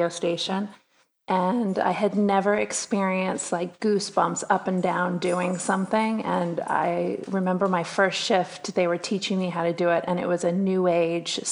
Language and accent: English; East Bay, San Francisco area, California, United States; I grew up in the East Bay of California, San Francisco area